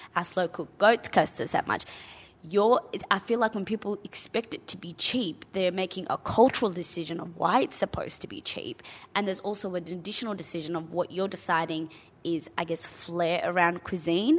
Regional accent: Australia; as a young child growing up in Australia

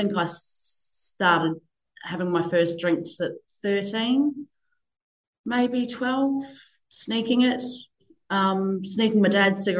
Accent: Northern Territory, Australia; also born or lived in New Zealand; now in Bunbury, Australia; So I moved over from New Zealand when I was five. We grew up in a tiny wee town in the Northern Territory in the red dirt

